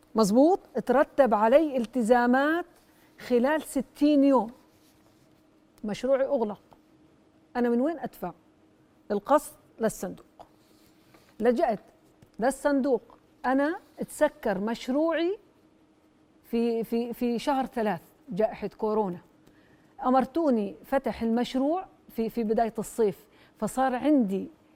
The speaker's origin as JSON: {"language": "Arabic", "country": "Jordan", "said": "انا كمتعثره اردنيه"}